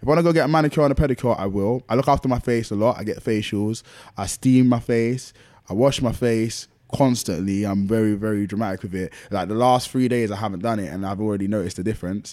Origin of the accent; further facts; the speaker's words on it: London, United Kingdom; I was born and raised in Lewisham